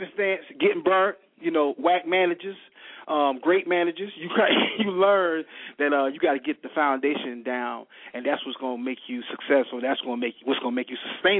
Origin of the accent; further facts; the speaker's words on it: Savannah, Georgia, United States; moved away as an adult; now in Columbia, United States; I'm from Savannah, Georgia.